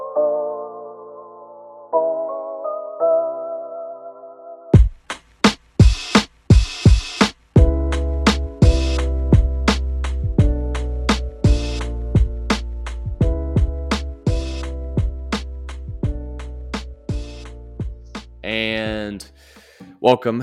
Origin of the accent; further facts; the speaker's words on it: St. Louis, Missouri, United States; I'm from St. Louis